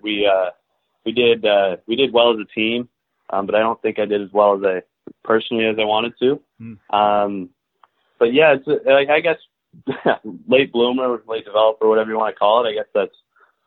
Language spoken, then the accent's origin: English; Belleville, Ontario, Canada; moved away as an adult; I grew up in Belleville.